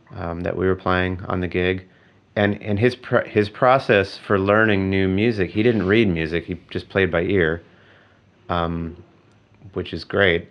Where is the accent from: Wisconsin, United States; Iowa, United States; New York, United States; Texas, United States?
Wisconsin, United States; Eau Claire; In my hometown, Eau Claire, Wisconsin